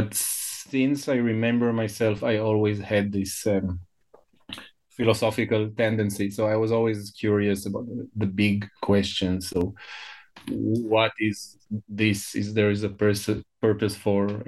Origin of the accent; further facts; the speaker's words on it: Israel; first language Hebrew; English is a second language; moved away; also born or lived in Hamburg, Germany; I was born and I grew up in Israel